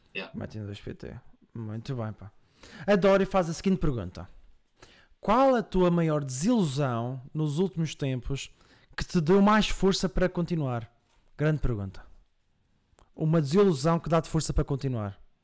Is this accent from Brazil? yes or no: no; Madeira, Portugal; accent: Madeiran; eu venho da Madeira